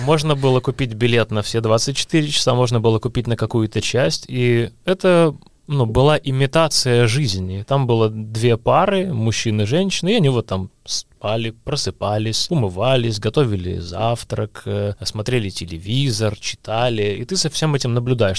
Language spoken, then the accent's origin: Russian; Luhansk, Luhansk Oblast, Ukraine; moved away; also born or lived in Kyiv, Ukraine; я приехал из Луганска, с такого ну, провинциального города